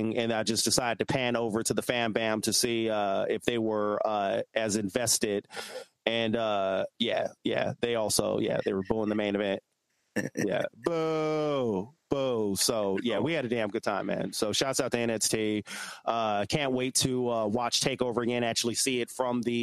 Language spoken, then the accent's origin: English; Arizona, United States; first language English; I'm born and raised in Arizona